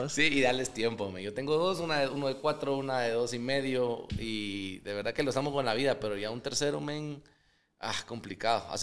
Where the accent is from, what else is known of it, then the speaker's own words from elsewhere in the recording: Guatemala; que soy más chapín que el pollo de Guate.